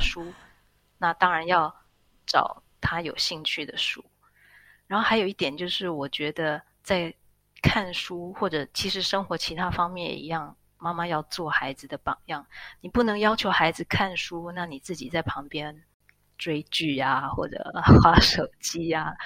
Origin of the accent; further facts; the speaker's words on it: Taiwan; moved away as an adult; now in Switzerland; 毕竟孩子是一半的台湾人